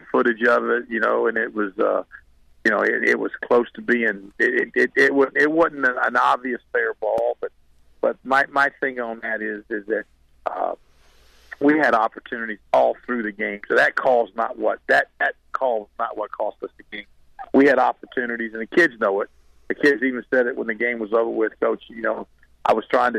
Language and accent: English; Apopka, Florida, United States; I'm from Apopka